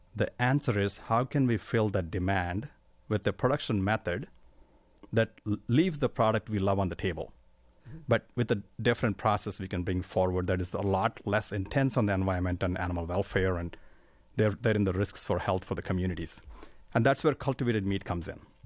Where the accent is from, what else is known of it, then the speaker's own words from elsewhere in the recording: India; moved away as an adult; I grew up in India.